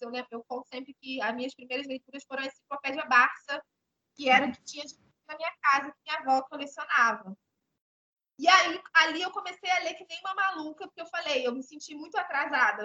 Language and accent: Portuguese; Rio de Janeiro, Brazil; moved away as an adult; also born or lived in Nova Iguaçu, Rio de Janeiro; now in Angola; Eu sou, sou carioca, né? Sou do Rio de Janeiro, mas eu nasci em Nova Iguaçu, na Baixada Fluminense.